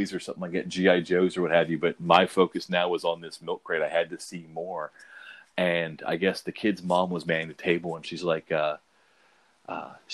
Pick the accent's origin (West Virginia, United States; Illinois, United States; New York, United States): West Virginia, United States; Huntington; born or raised there; also born or lived in Philadelphia, Pennsylvania